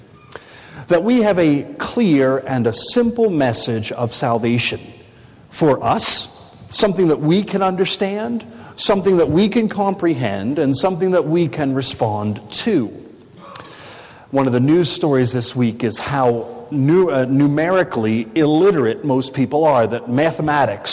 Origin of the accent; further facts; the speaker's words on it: United States; I'm from America